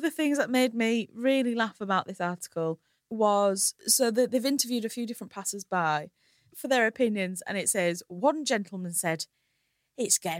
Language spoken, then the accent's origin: English; Hull, Yorkshire and the Humber, United Kingdom; my hometown Hull